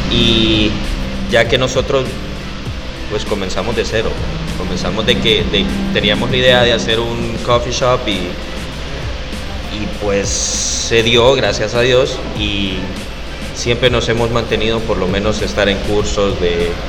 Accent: Honduras; Y nosotros venimos de Honduras. Como dijiste, la, la tienda de café se llama O Café.

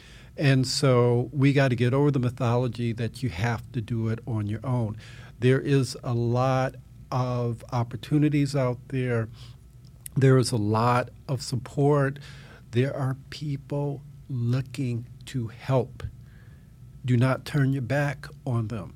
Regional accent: Evanston, Illinois, United States; I grew up in the Chicago area, Chicago suburb, Evanston, Illinois

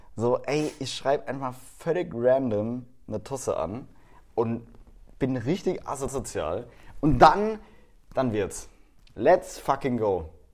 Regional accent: Baden-Württemberg, Germany; bei uns in Baden-Württemberg

